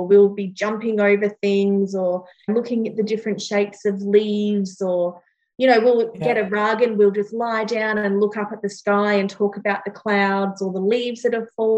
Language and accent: English; Northern Territory, Australia; now in Gold Coast, Australia; I grew up in the Northern Territory